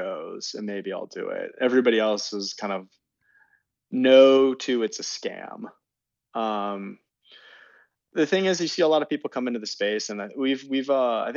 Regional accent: Santa Cruz, California, United States; I grew up in the Bay Area. Santa Cruz originally

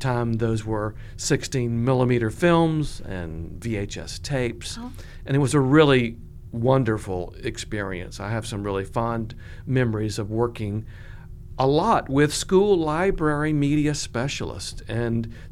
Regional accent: Columbia, South Carolina, United States; also born or lived in Georgia / Florida / Baltimore, Maryland / Orlando, Florida; I grew up in Columbia, went to elementary, middle, and high school here

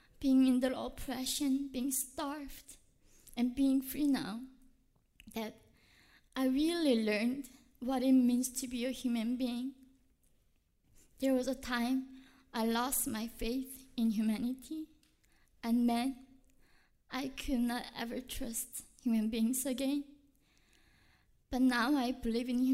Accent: North Korea; now in United States; when I was in North Korea

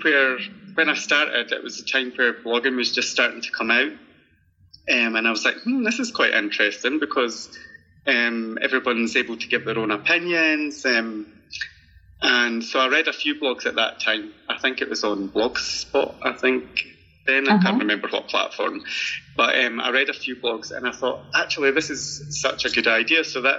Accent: Scotland, United Kingdom; accent: Scottish; I'm just hoping they understand my accent.

